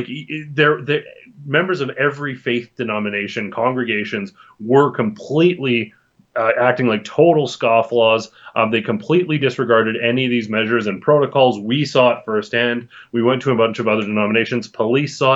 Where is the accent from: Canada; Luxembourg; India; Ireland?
Canada; we as a Canadian society